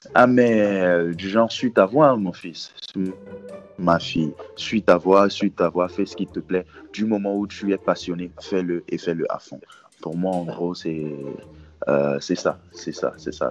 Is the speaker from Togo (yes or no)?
yes; Togo; je suis togolais, togolais et fier